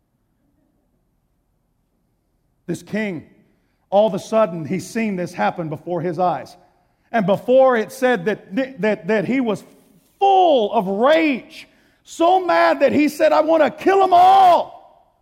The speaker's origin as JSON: {"language": "English", "region": "Texas", "country": "United States", "said": "I'm from Texas"}